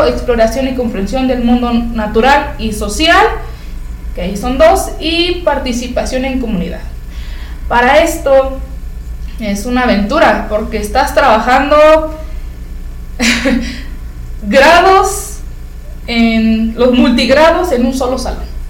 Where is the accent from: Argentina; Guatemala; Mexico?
Mexico; Ezequiel Montes, Querétaro; somos de Ezequiel Montes y pues nos queda cerca San Juan del Río, somos de Querétaro